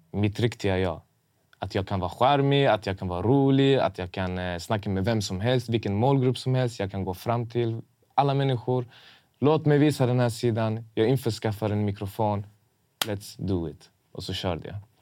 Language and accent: Swedish; Malmö, Skåne, Sweden; accent: importig dialekt; Min dialekt var annorlunda. Jag hade lite så här importig dialekt. Även, om jag, även om jag är född här